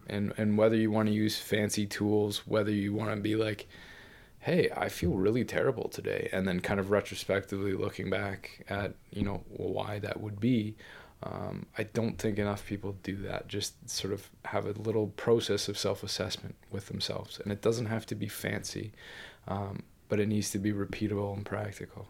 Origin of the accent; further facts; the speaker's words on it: Ontario, Canada; moved away; growing up in Canada, especially kind of in the middle of nowhere